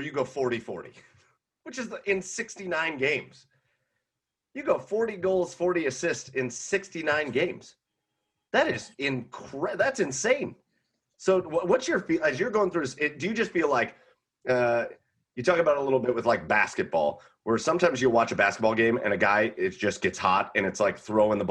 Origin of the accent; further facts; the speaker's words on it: Rocky River, Ohio, United States; I grew up in Rocky River